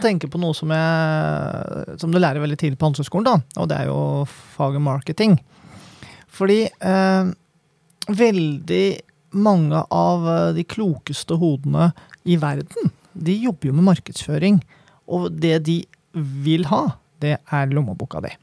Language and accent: Norwegian; Kløfta, Akershus, Norway; now in Oslo, Norway; jeg kommer jo fra Kløfta. Der var det ikke så mye å bruke penger på, men vi hang jo på Romerikssenteret jeg var liten